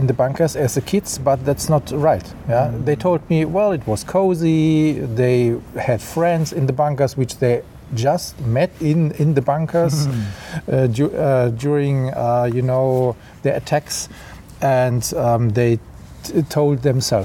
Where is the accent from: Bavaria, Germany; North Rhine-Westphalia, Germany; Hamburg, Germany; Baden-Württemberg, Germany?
Baden-Württemberg, Germany; Mannheim; also born or lived in Amsterdam; So I was born in the city of Mannheim. Mm. I grew up in Mannheim.